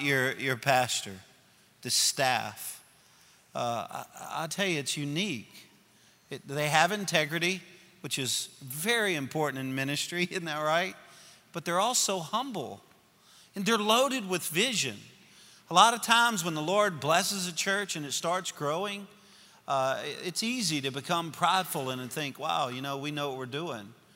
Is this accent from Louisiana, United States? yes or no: yes; Louisiana, United States; I'm a Cajun from Louisiana